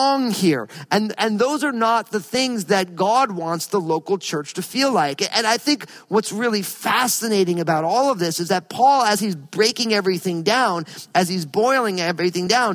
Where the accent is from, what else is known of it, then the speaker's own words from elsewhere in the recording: New Jersey, United States; I grew up in New Jersey